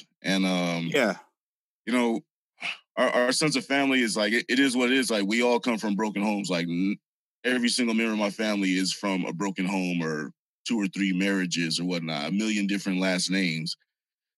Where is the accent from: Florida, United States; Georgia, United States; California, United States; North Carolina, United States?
California, United States; San Bernardino; also born or lived in Hollywood, California / Inglewood, California / Whittier, California; I grew up in San Bernardino